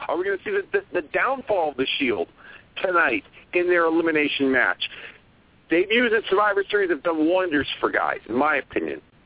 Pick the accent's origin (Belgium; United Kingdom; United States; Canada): United States; Hartford, Connecticut; my hometown in Hartford, Connecticut